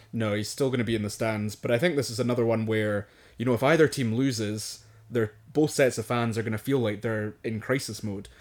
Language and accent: English; Scotland, United Kingdom; accent: Scottish; moved away; also born or lived in Edinburgh; my Scottish accent isn't Scottish enough